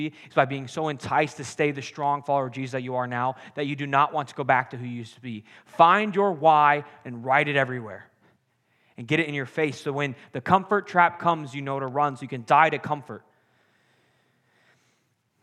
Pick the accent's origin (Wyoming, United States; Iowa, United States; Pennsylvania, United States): Iowa, United States; moved away as an adult; I grew up in Iowa, so it's a little some farms.